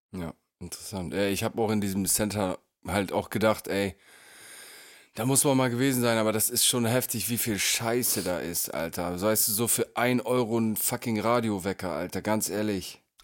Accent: Northern Germany, Germany; habe mich eine ganze Zeit lang einfach als Nordlicht

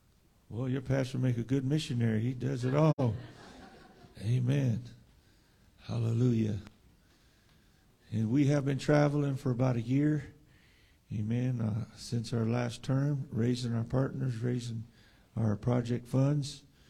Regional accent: San Diego, California, United States; And we're from San Diego.

